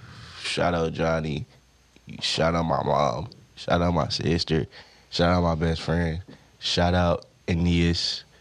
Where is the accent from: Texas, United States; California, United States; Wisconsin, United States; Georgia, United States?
California, United States; Stockton; I'm from everywhere, but I grew up in Stockton.